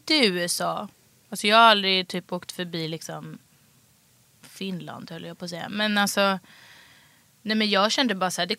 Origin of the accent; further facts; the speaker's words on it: Stockholm, Stockholm County, Sweden; Vällingby. Så de var så här, Bra skola, bra utbildning. Det var det enda